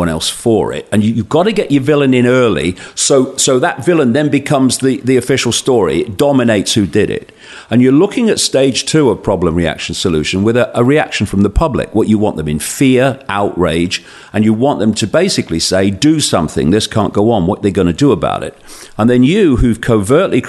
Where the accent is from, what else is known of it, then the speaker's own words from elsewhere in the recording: Leicester, East Midlands, United Kingdom; I'm a bloke from Leicester